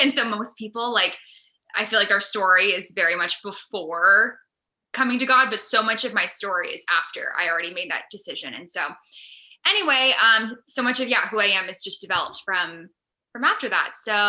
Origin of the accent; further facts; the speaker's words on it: New Hampshire, United States; moved away as an adult; also born or lived in Virginia / Boston area; now in Boston, United States; I grew up in New Hampshire before I went to college in Virginia. And from there, grew up in a somewhat traditional Christian household, really strong morals.